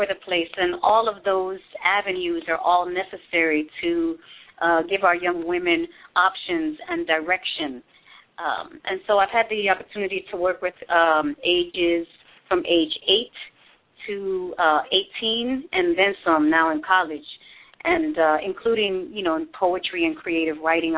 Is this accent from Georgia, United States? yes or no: no; New York City, New York, United States; also born or lived in San Francisco; now in Oakland, United States; I'm from New York City originally